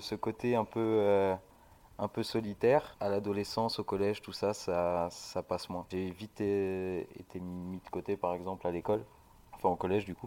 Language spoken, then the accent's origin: French; Sète, Occitania, France; J'ai grandi euh, à Sète, en bord de mer, avec mes parents.